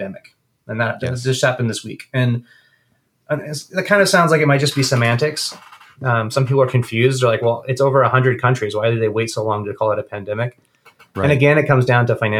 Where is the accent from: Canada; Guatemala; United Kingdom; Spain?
Guatemala; moved away; I grew up in Guatemala during a civil war